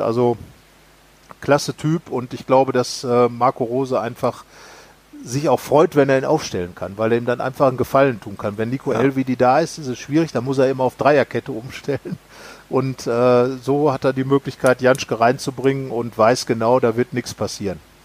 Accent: Sauerland, North Rhine-Westphalia, Germany; moved away; nahe meiner Heimat, nahe des Sauerlandes

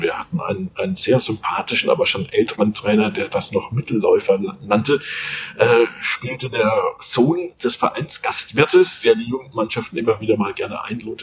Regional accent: Munich, Bavaria, Germany; moved away; also born or lived in Middle Franconia; bin ich ein, ein Münchner Kindle, also in München aufgewachsen

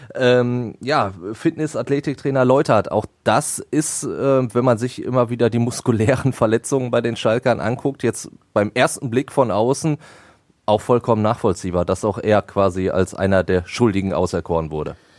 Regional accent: Ruhr area, North Rhine-Westphalia, Germany; bei uns im Pott

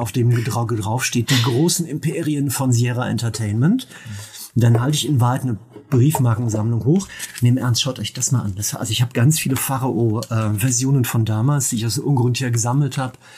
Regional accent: Mönchengladbach, North Rhine-Westphalia, Germany; moved away; bei mir in meiner alten Heimat in Mönchengladbach

